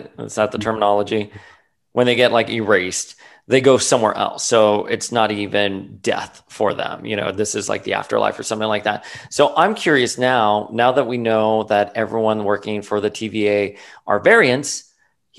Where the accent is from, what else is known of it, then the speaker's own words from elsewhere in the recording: Florida, United States; moved away; a Florida boy, I grew up like on Cayo Ocho, literally 100 degree weather.